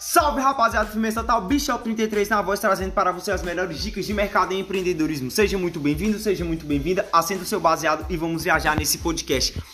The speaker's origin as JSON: {"language": "Portuguese", "country": "Brazil", "said": "nós brasileiros"}